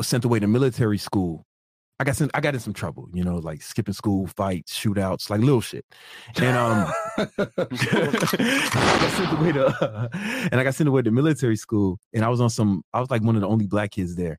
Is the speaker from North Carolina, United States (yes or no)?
no; Chicago, Illinois, United States; I'm from Southside Chicago